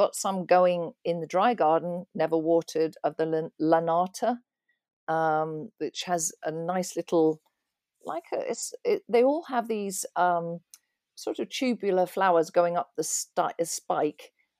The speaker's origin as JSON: {"language": "English", "region": "England", "country": "United Kingdom", "said": "There are always, because I come from England, there's always I have various English gardening magazines"}